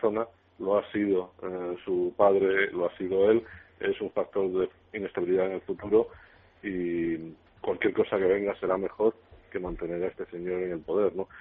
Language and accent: Spanish; Spain; como español